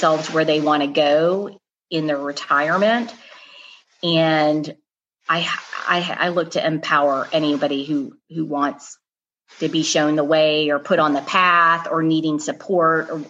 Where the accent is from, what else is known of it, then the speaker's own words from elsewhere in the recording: Atlanta, Georgia, United States; my hometown is here in Atlanta, Russ. I grew up here